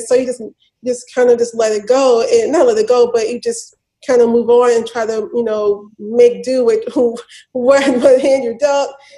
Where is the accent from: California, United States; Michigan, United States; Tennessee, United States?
Tennessee, United States; Memphis; I grew up in Memphis, born and raised